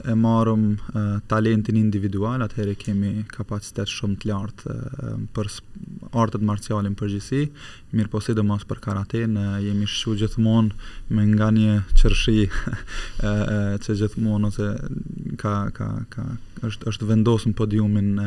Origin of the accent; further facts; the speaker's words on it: Kosovo; moved away as an adult; also born or lived in Germany; now in Switzerland; kam lindur në Gjermani, në Gjermani. të Gjermanisë dhe pas luftës um, um, përfundova klasën e parë atje dhe pas luftës vendosëm prind me u kthy vullnetarisht në Kosovë